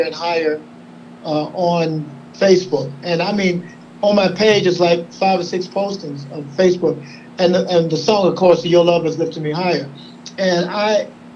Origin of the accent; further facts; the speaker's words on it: South Carolina, United States; I grew up in South Carolina